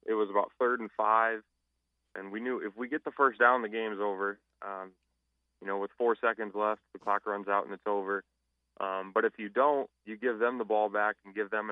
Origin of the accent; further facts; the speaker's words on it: Omaha, Nebraska, United States; moved away as an adult; now in Fargo, United States; born and raised in Omaha